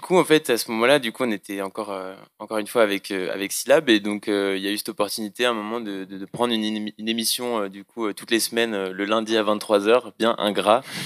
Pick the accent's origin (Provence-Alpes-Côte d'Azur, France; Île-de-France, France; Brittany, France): Brittany, France; Moëlan-sur-Mer; moved away; nous deux on vient de la même ville, donc on présente la mafia finistérienne mais du Finistère Sud. Donc on vient de Moëlan-sur-Mer. Et donc on est des petits jeunes de Moëlan